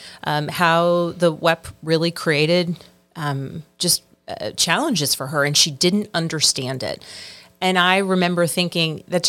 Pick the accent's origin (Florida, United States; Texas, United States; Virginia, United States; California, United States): Virginia, United States; I grew up in Virginia